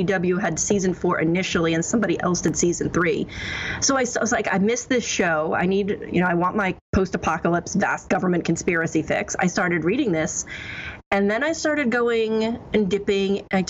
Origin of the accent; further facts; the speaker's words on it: New Jersey, United States; moved away; I'm originally from New Jersey